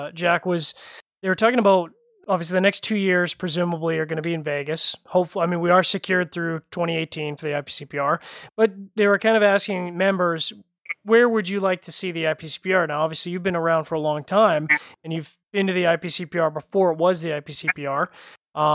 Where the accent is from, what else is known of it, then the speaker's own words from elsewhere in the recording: Canada; now in Calgary, Canada; as a Canadian